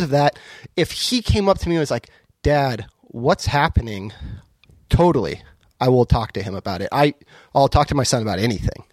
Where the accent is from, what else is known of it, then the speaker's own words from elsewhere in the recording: Southern California, United States; moved away as an adult; now in Portland, United States; I'm from Southern California, originally. I've lived in Portland for, let's see, fifteen, sixteen years